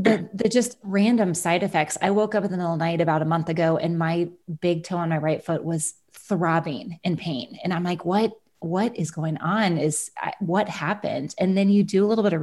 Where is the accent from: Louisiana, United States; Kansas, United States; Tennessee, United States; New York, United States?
Kansas, United States; Kansas City; I'm from Kansas City, so just a few hours down the road from you. So I always love speaking with another fellow Kansan on the phone.